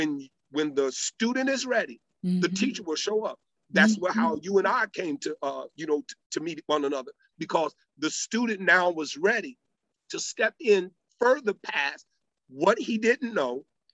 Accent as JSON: {"language": "English", "town": "Madrid", "region": "Community of Madrid", "country": "Spain", "tie": "born there", "also_born_or_lived": "Torreon de Aros", "said": "So to answer your question, I've lived on at least 3 to 4 different major continents. I was born in Torreon de Aros, Madrid, Spain."}